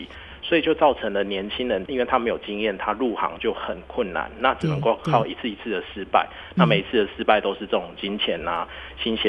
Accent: Tainan, Taiwan; 对，我是台南人

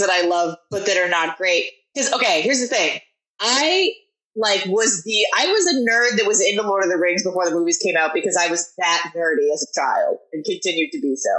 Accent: Portland, Oregon, United States; I come from like I'm from Portland

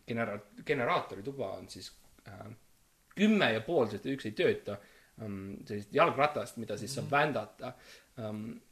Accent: Estonia; mina olen tõeline eestlane ja mm

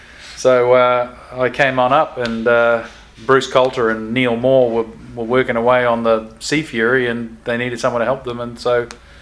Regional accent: Rotorua, Bay of Plenty, New Zealand; now in Auckland, New Zealand; I quit and went back to Rotorua, where I was sort of my hometown.

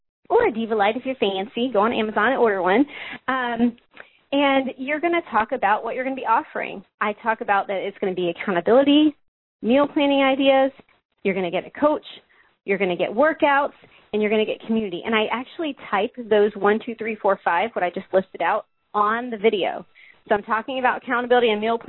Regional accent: the South, United States; I'm from the South

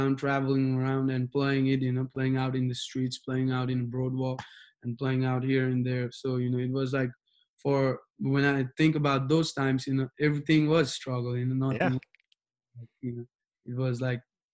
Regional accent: Nepal; English is a second language; now in Wichita, United States; I was born in Nepal, but Wichita is going to be my second home too

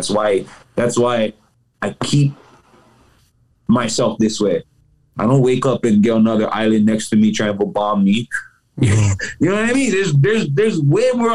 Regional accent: Hawaii, United States; Being Hawaiian

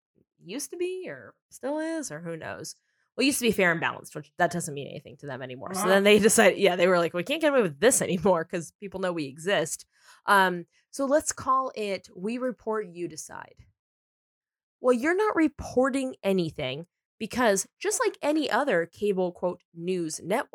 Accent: San Diego, California, United States; now in Los Angeles, United States; I mean, I'm from San Diego and I live in LA.

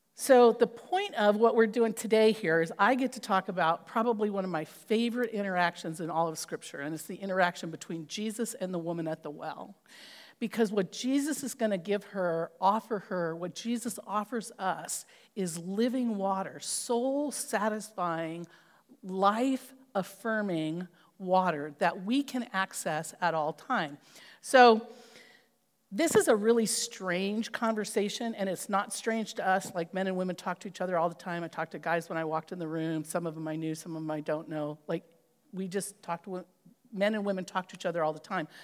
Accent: California, United States; I grew up in California

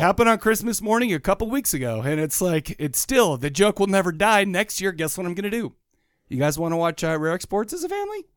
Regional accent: Farmington, Utah, United States; Farmington, growing up in Farmington has given me a lot of, uh, it, it taught me manners

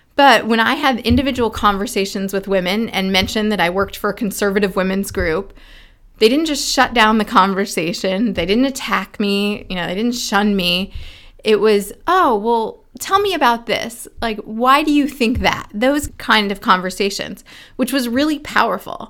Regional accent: Indiana, United States; my home state senator from Indiana

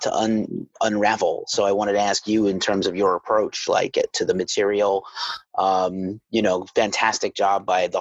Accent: New York City, New York, United States; I'm from New York City

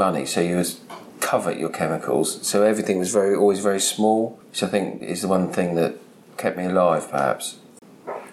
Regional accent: Sevenoaks, South East England, United Kingdom; I was born in Sevenoaks in Kent

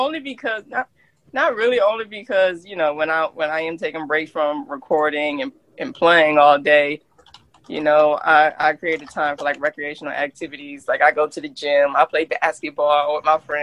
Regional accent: Camden, New Jersey, United States; growing up in Camden

